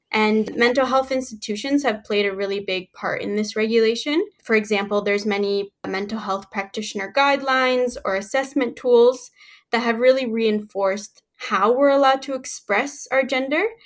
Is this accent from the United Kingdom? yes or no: no; Canada; also born or lived in Mexico / Kingston, Ontario; I was born in Mexico and I moved to Canada when I was seven years old